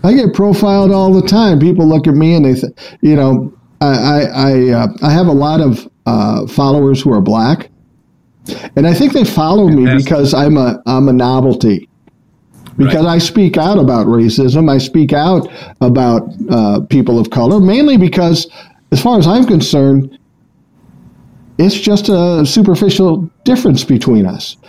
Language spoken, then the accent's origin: English; Minneapolis, Minnesota, United States; I grew up in South Minneapolis